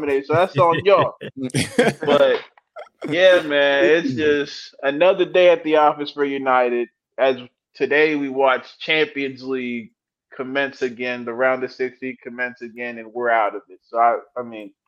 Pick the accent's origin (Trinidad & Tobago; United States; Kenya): Kenya; As a Kenyan